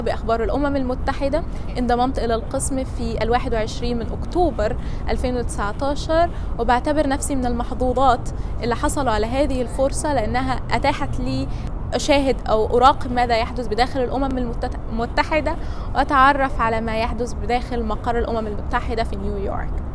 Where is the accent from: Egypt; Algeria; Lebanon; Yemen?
Egypt; من مصر